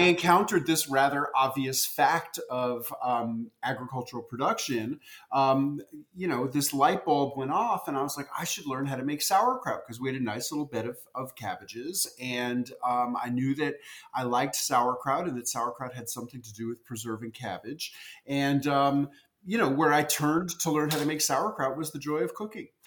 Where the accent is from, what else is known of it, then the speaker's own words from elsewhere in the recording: New York City, New York, United States; as a kid growing up in New York City, I loved pickles